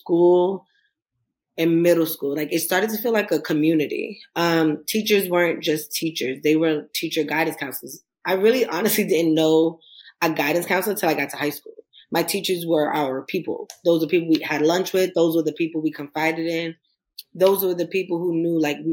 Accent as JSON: {"language": "English", "town": "New York City", "region": "New York", "country": "United States", "said": "I am from Queens, New York"}